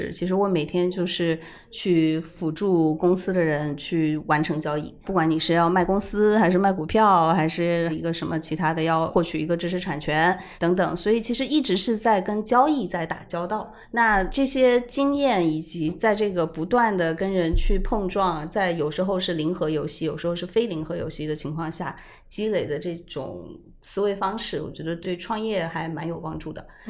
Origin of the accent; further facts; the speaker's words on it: China; 就是我们中国人那句老话：“三岁看大，七岁看老。”